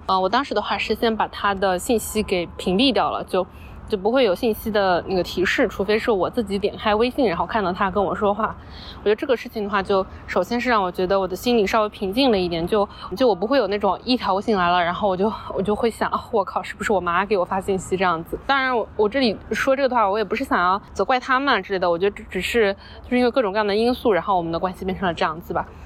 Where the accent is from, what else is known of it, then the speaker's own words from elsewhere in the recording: Wenzhou, Zhejiang, China; moved away; 就我们老家那边的话，其实本来大家对于打工这件事情就不是特别的看重